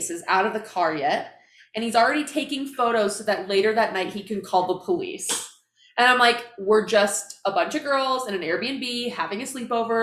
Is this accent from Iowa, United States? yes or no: yes; Iowa, United States; now in Salt Lake City, United States; I flew back to my hometown